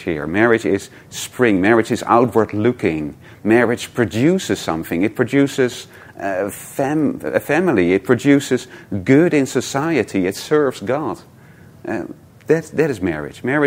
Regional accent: Netherlands; moved away; I'm from Holland

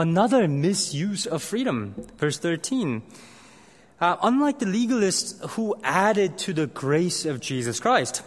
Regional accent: South Korea; moved away; I grew up in Korea

